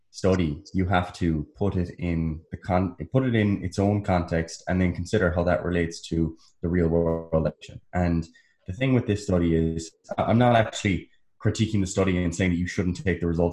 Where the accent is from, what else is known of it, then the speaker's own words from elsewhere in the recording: United States; I'm American.